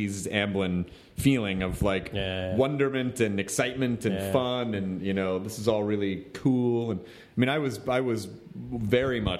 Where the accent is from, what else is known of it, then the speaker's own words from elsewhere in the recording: the South, United States; moved away; growing up in the South